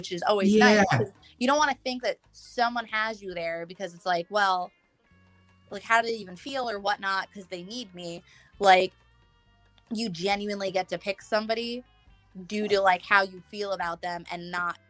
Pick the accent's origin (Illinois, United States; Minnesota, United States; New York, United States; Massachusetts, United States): New York, United States; I'm from New York